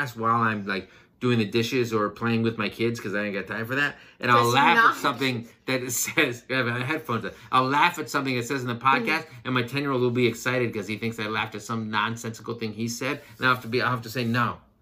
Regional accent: Minnesota, United States; We're from Minnesota

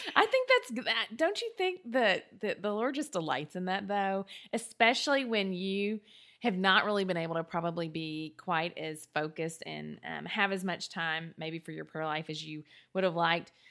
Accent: the South, United States; We're both from the South. Um, and so we grew up not in Southern Baptist churches

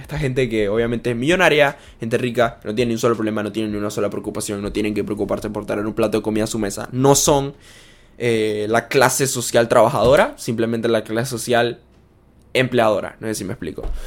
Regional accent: Panama

